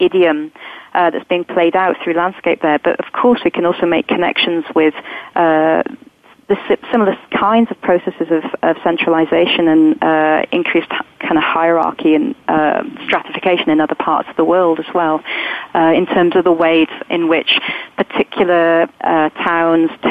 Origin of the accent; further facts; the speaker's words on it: England, United Kingdom; I might think of myself as English rather than Scottish, being British.